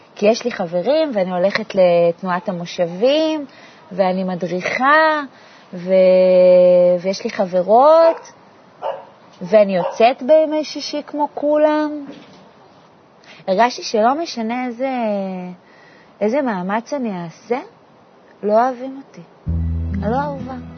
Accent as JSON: {"language": "Hebrew", "town": "Ramat Zvi", "region": "Northern District", "country": "Israel", "tie": "born or raised there", "said": "גדלתי ברמת צבי, שזה מושב הכי שכוח אל ליד עפולה"}